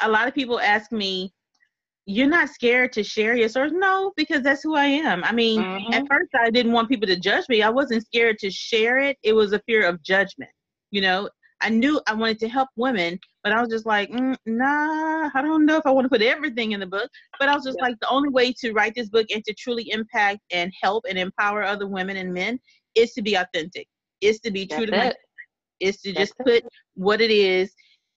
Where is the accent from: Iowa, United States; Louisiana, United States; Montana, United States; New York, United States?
Louisiana, United States; I'm a little bit country. I'm from Louisiana